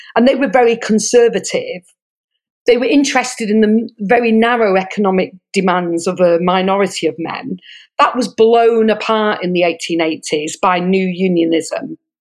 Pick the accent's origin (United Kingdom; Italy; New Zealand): United Kingdom; Manchester, North West England; moved away as an adult; now in Sydney, Australia; I grew up in Manchester